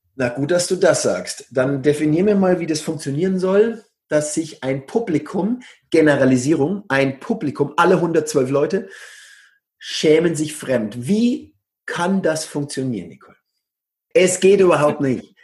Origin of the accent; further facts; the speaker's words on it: Coburg, Bavaria, Germany; moved away as an adult; also born or lived in Bamberg / Berlin; now in Barcelona, Spain; Ich bin Oberfranke aus Coburg. Da kennt ihr die Hook. Da bin ich her ursprünglich